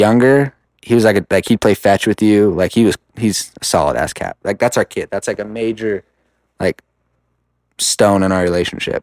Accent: Rupert, Idaho, United States; I'm from Rupert

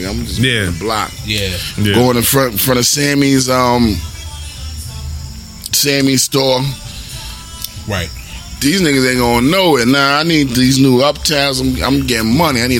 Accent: Brooklyn, New York, United States; I was from I came from Brooklyn mm-hmm. to come out here. I'm thinking it's just soft out here.

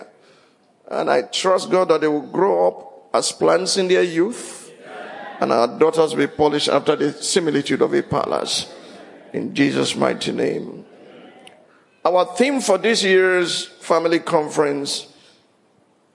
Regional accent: Ile-Ife, Osun, Nigeria; also born or lived in Abeokuta; As I was growing up in Ilife, it was Obadesoji Aderemi.

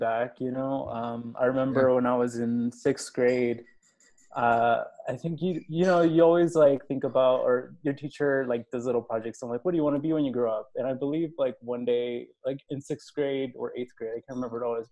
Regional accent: Houston, Texas, United States; moved away as an adult; also born or lived in Austin, Texas; now in Mexico City, Mexico; So I grew up in Texas in Houston

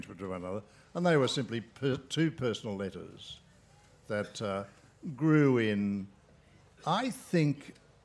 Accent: Sydney, New South Wales, Australia; I was born in the Depression in Australia. I lived in Sydney and grew up in Sydney.

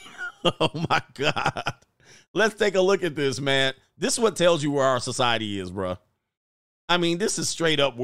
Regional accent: United States; I'm an American.

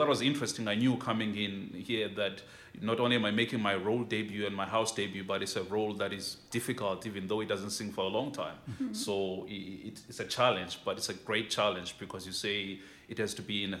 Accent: Port Elizabeth, Eastern Cape, South Africa; I'm from Port Elizabeth, South Africa

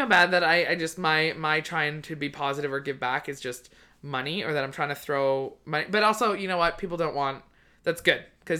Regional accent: New Westminster, British Columbia, Canada; He's from like right where I grew up. Like right close to there.

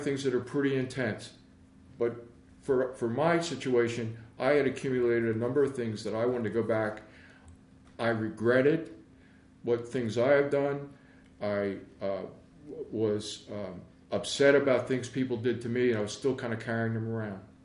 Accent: Philadelphia, Pennsylvania, United States; I'm originally from Philly I grew up in West Philly for a while

